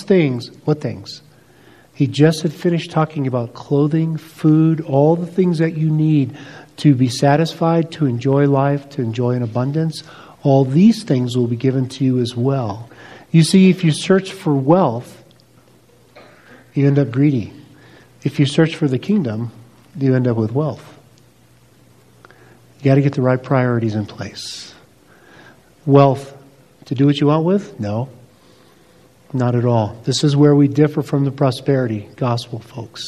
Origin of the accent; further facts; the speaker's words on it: United States; being both American and wealthy